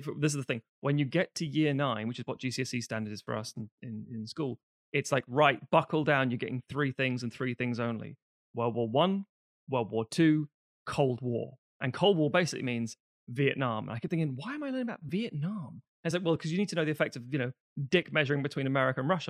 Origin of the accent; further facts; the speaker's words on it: London, United Kingdom; mine was different in London